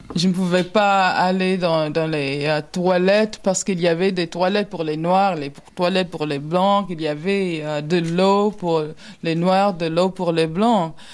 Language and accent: French; the South, Alabama, United States; je suis née au Sud, j'ai passé toute mon enfance